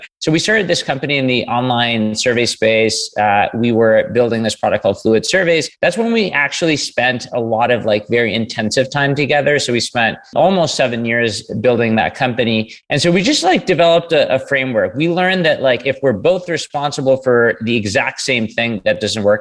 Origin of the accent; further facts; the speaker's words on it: New York City, New York, United States; now in Canada; I grew up in New York City